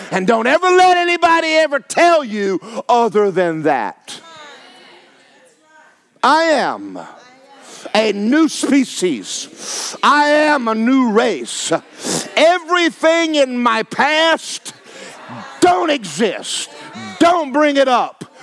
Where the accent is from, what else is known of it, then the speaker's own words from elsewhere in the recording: Georgia, United States; Yeah, I'm from Georgia. Nothing good come out of Georgia.